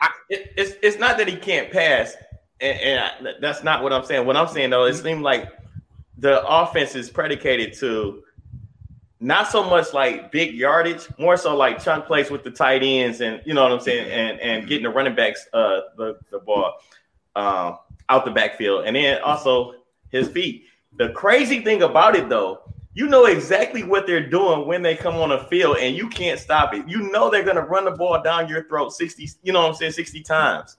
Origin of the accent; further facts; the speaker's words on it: Detroit, Michigan, United States; I'm from Detroit